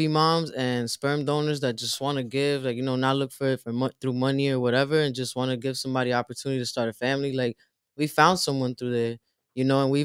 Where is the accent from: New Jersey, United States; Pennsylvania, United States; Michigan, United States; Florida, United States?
New Jersey, United States; up north where I'm from Jersey